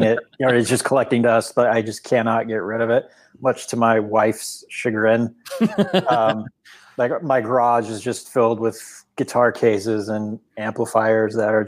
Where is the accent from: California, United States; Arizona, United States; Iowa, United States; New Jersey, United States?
California, United States; Orange County; I was born and raised in Orange County, California